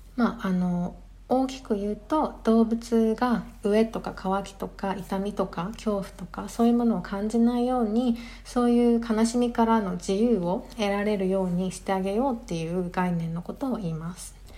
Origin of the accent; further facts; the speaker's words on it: Japan; now in London, United Kingdom; 日本出身